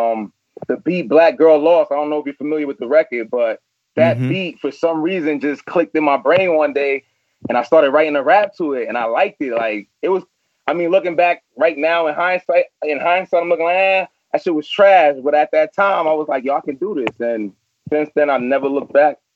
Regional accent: New York City, New York, United States; born and raised in Flatbush, Brooklyn

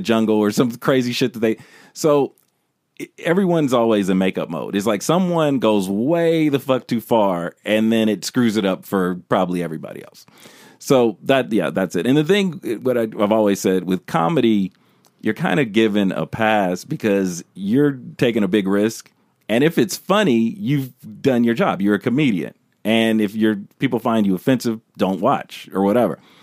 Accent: United States; I'm American, and if you wanna specify, I'm a black American

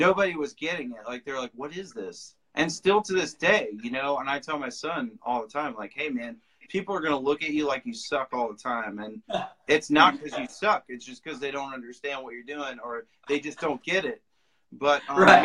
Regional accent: Nashville, Tennessee, United States; I grew up in Nashville.

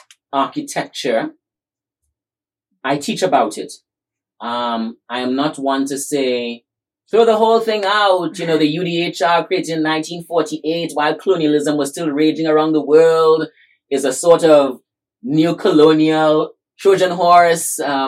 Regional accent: Trinidad & Tobago; he heard me sharing my story that I just shared with you growing up in Trinidad.

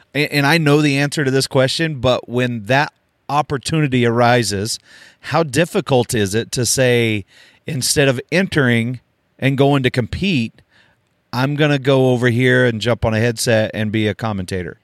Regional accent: Oklahoma, United States; I grew up in Oklahoma

